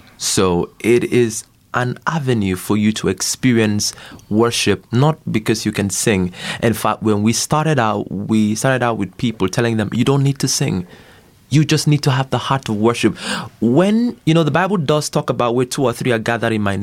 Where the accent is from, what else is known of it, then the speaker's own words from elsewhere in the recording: Akwa Ibom, Nigeria; I'm from Nigeria